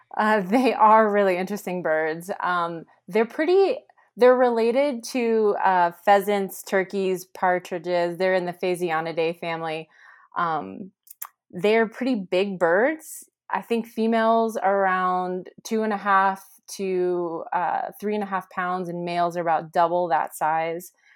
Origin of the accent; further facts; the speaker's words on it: Central Valley, California, United States; now in Bishop, United States; I'm from the Central Valley in California, but I haven't lived there in a really long time